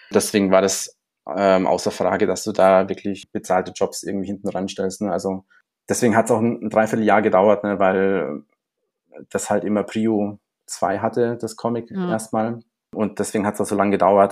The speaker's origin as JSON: {"language": "German", "town": "Munich", "region": "Bavaria", "country": "Germany", "tie": "born or raised there", "said": "ich bin auch in Neuperlach zur Schule gegangen."}